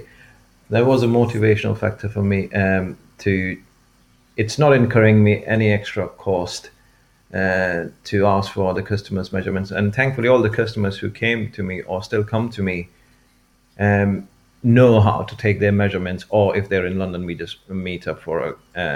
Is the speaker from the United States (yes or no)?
no; India; moved away as an adult; also born or lived in Norwich; now in United Kingdom; I grew up in India